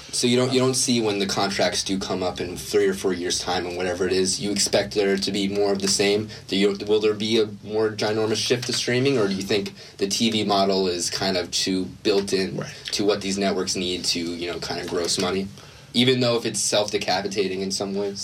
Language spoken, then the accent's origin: English; New Jersey, United States; I'm from New Jersey